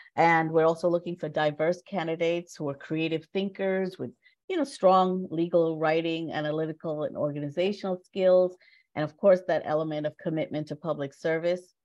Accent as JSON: {"language": "English", "country": "Jamaica", "tie": "born or raised there", "moved": "yes", "said": "I am an immigrant. I was born in Jamaica and came to this country in the 60s"}